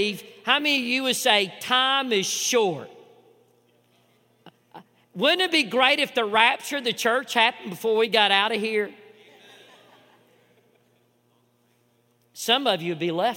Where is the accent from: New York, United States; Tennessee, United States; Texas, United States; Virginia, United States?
Tennessee, United States; Chattanooga; growing up in Chattanooga, you know, I was water skiing since a young age